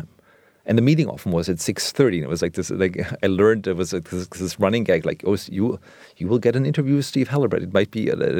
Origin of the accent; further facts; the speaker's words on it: Germany; English is a second language; I grew up in West Germany where American culture was so prominent in everything from television, movies, music.